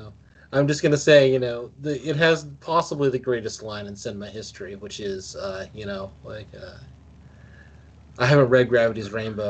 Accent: United States; as an American

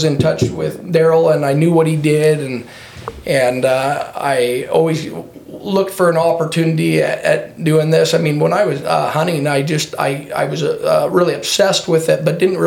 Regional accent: Filer, Idaho, United States; I grew up in Filer, Idaho. Lived here my whole life.

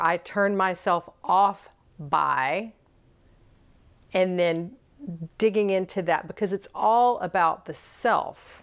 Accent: the South, United States; I was born and raised in the South

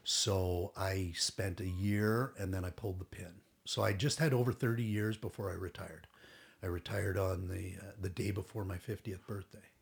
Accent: Toronto, Ontario, Canada; also born or lived in Durham; I grew up in Toronto

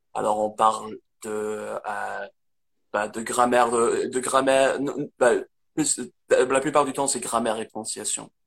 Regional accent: near Manchester, North West England, United Kingdom; French is a second language; moved away as an adult; now in France; j'ai grandi dans le nord d'Angleterre

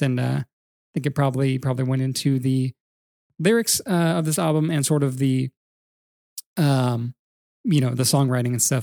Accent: California, United States; now in Atlanta, United States; growing up in California

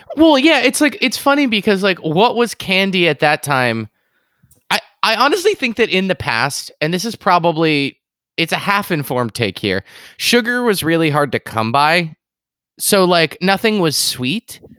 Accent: Boston, Massachusetts, United States; I'm from Boston

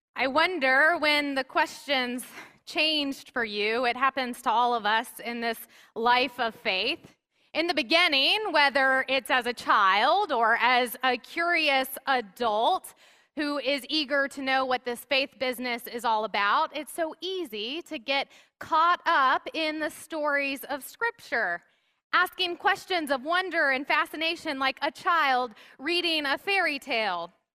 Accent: the South, United States; I grew up in the South where it was so common to see bumper stickers

